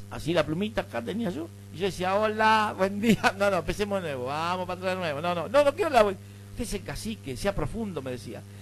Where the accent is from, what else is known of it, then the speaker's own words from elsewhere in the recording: Buenos Aires, Argentina; nosotros los porteños, vamos a nosotros los porteños, porque somos porteños